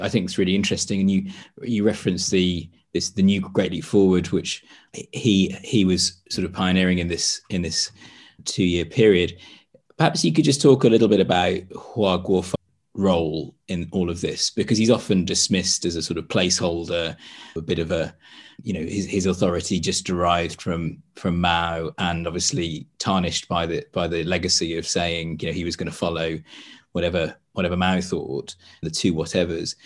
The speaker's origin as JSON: {"language": "English", "country": "United Kingdom", "said": "as a British person who lived through the Tony Blair era"}